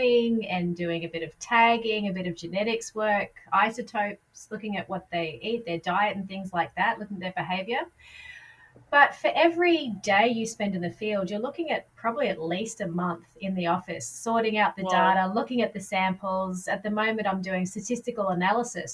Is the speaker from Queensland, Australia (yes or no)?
yes; Queensland, Australia; moved away; I'm actually from Queensland, so, you know, the waters are warmer over there